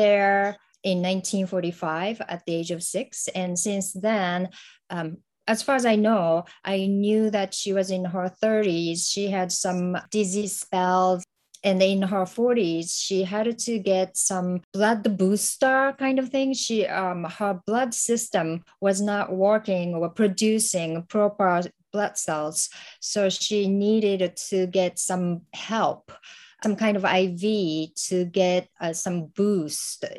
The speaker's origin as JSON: {"language": "English", "region": "Hiroshima", "country": "Japan", "tie": "born or raised there", "second_language": "English", "moved": "as an adult", "lives_now": "United States", "said": "I'm originally from Hiroshima, and I was there until I graduated from high school"}